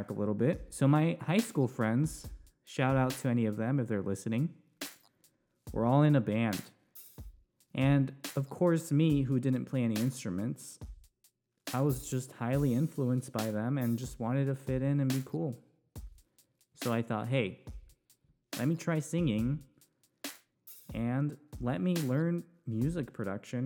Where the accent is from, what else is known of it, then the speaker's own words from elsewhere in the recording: Newbury Park, California, United States; also born or lived in Ventura, California; I was born and raised in Ventura County, specifically Newbury Park. That's where I grew up.